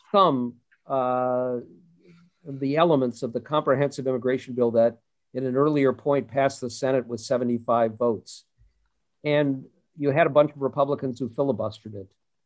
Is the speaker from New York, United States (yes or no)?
no; Minnesota, United States; I grew up in the Minnesota of Hubert Humphrey and Walter Mondale